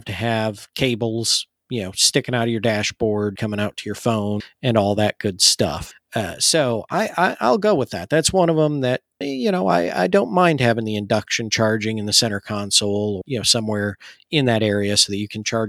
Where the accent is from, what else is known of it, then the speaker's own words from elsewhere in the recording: Michigan, United States; moved away; I grew up in Michigan, and we have a lot of water there too